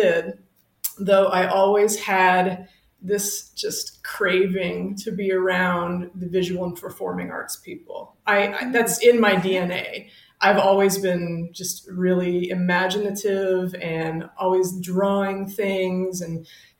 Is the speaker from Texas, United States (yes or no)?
yes; Fort Worth, Texas, United States; also born or lived in Wellesley, Massachusetts / St. Louis, Missouri; I'm from Fort Worth, Texas. I'm from Southwest Fort Worth. And fun Lucky Star deep cut fact, I grew up on the same street and block as fellow instructor Shauna Martin